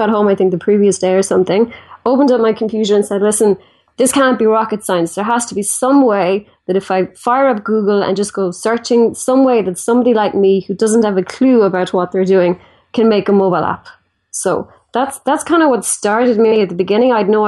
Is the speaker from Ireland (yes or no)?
yes; Ireland; So I'm from Ireland, and I guess I kind of started like everybody else did, school and college